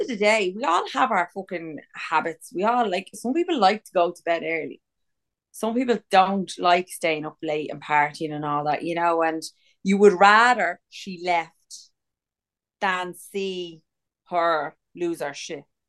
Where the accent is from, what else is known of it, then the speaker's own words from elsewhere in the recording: Ireland; We're from Ireland. We can't wear white ever because it's always fucking raining in this kip.